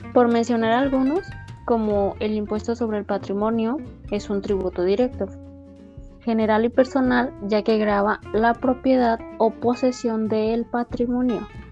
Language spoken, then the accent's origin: Spanish; Mexico; para la mayoría de nosotros como mexicanos